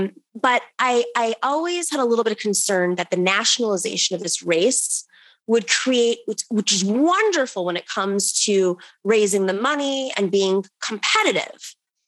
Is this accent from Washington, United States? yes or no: no; outside of Buffalo, New York, United States; I grew up in outside of Buffalo, New York, very similar to Cleveland, 3 hours from Cleveland. Grew up with, you know, the steel mills had closed down, devastated communities.